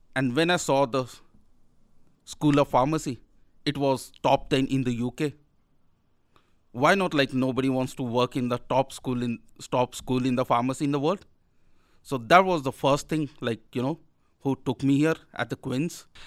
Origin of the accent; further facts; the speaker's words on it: India; moved away as an adult; now in Belfast, United Kingdom; I'm from India